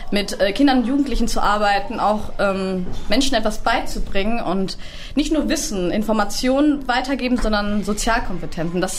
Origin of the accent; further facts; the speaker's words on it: Hagen, North Rhine-Westphalia, Germany; now in Essen, Germany; Äh, ich komme eigentlich aus Hagen, so wie Herr Dung auch, zufälligerweise.